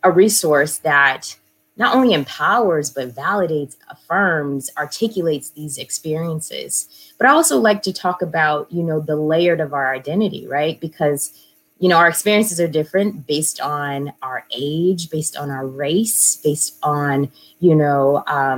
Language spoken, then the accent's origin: English; St. Louis, Missouri, United States; now in New York City, United States; I'm originally from St. Louis, and this is actually where I landed, but I'm coming from New York City because that's where I live, and had to come home to check on my mama